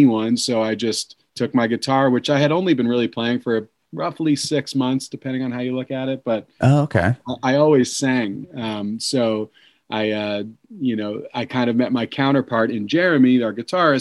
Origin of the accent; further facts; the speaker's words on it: Long Island, New York, United States; moved away as an adult; also born or lived in Maryland; I grew up on Long Island in New York